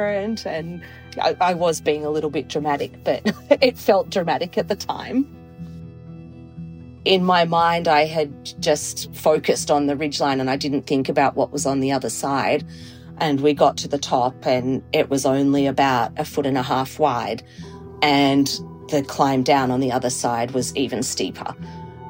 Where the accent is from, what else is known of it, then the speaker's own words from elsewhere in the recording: Melbourne, Victoria, Australia; now in Toronto, Canada; I am based in Toronto in Canada, but I'm originally from Australia. I grew up in Melbourne